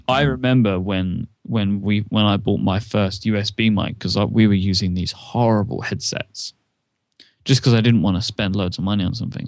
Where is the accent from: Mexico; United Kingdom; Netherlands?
United Kingdom; I'm a British person